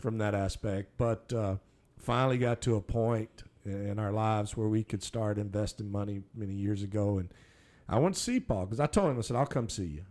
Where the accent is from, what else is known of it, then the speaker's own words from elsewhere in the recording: Minerva, Texas, United States; I grew up in Minerva.